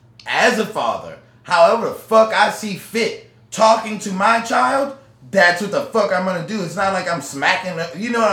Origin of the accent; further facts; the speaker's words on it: New Orleans, Louisiana, United States; I grew up in the Calio Projects, and it was, like, across the street.